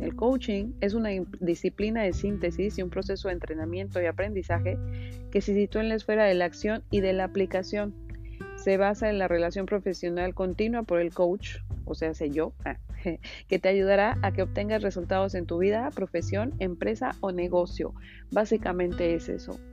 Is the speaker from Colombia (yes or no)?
no; Mexico; moved away as an adult; now in Miami, United States; soy mexicana y bueno, tengo cuatro años viviendo en Estados Unidos, vivo en Miami específicamente